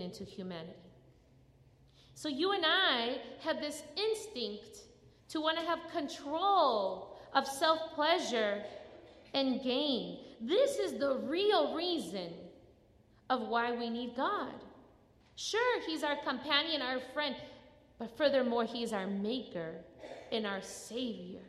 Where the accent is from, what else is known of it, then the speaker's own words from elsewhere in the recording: Chicago, Illinois, United States; now in North Carolina, United States; I grew up in Chicago.